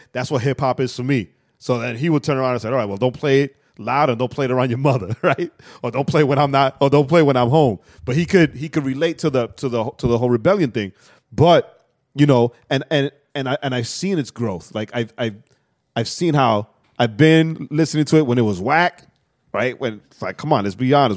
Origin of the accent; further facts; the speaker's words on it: New York, United States; I'm straight from New York, projects